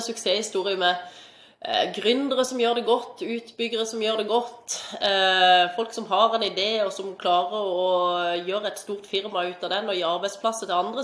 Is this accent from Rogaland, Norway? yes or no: no; Mandal, Agder, Norway; moved away as an adult; also born or lived in Stavanger; Jeg er fra Mandal opprinnelig. Bodde her til jeg var ferdig i russ i 2007.